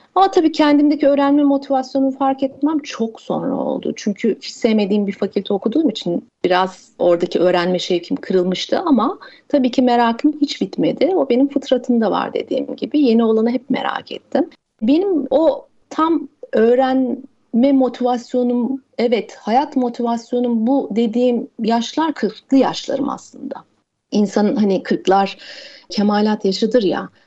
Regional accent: Mersin, Turkey; Mersin'de büyüdüm ben

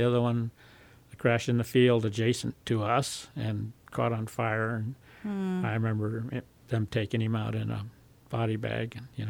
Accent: Southern California, United States; also born or lived in North Hollywood, California / San Fernando, California / Santa Rosa, California / Germany; I was born in Hollywood, California.

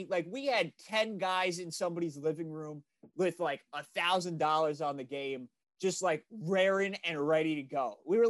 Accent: Long Island, New York, United States; I'm from Long Island

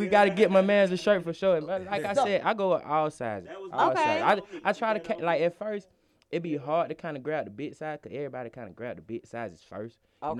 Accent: College Park, Georgia, United States; I grew up in Dillwood, but I'm really from College Park, Project Air

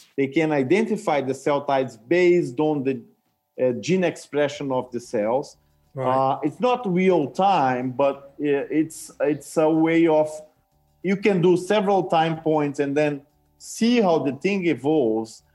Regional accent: Brazil; moved away; I came from Brazil and I speak Portuguese

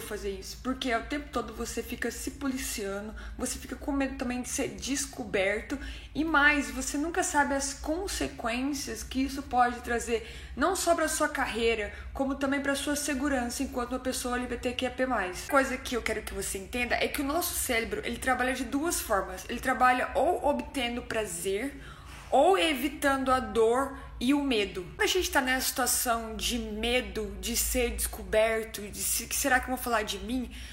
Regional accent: interior of Minas Gerais, Brazil; moved away; also born or lived in São Paulo; Sou no interior de Minas e quando eu saí de Minas, a primeira cidade que eu mudei foi para São Paulo

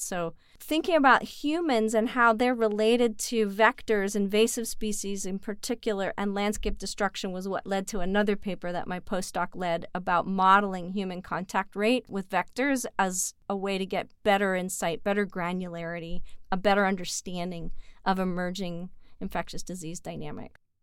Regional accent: Canada; I'm Canadian

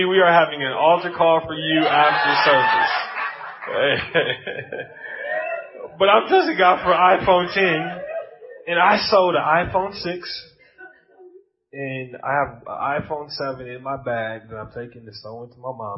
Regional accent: United States; accent: American; You got my American accent

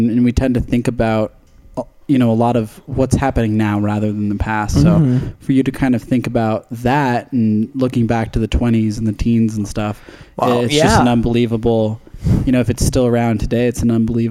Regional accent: Mercer, Wisconsin, United States; Because I grew up fishing in Wisconsin back in Mercer. Which is like the deep, deep, deep, deep ass lakes and forests.

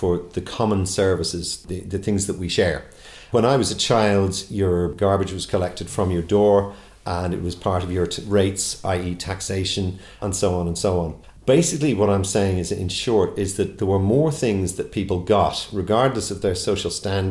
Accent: Dublin, Leinster, Ireland; I'm from Black Rock

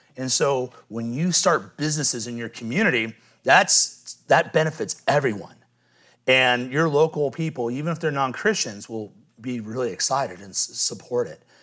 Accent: Midwest, United States; moved away; I was from the Midwest

